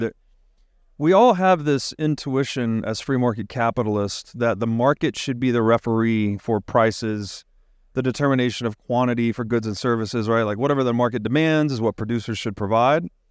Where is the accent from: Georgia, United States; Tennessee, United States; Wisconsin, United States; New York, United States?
Tennessee, United States; growing up in Tennessee, you're outside a lot, looking at the stars